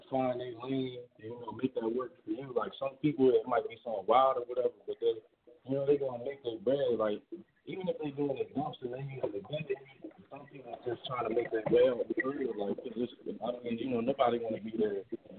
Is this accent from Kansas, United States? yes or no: no; Wilmington, Delaware, United States; Yeah, so I'm from Wilmington.